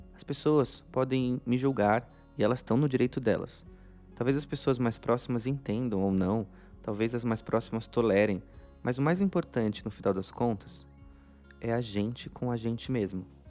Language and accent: Portuguese; São Paulo, Brazil; eu nasci em São Paulo, mas meus pais são do Paraná. Eles nasceram lá e vieram para cá começar a vida aqui em São Paulo